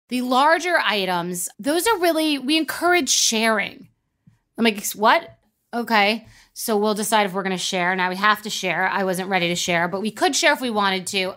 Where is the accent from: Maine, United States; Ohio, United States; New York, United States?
New York, United States; Long Island; also born or lived in Old Westbury; I'm from New York